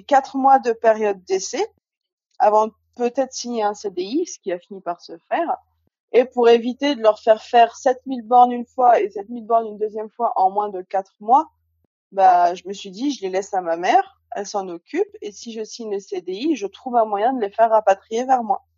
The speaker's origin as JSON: {"language": "French", "area": "Haute-Savoie", "region": "Auvergne-Rhône-Alpes", "country": "France", "also_born_or_lived": "Alsace", "moved": "as an adult", "lives_now": "Guadeloupe", "said": "je suis originaire de Haute-Savoie"}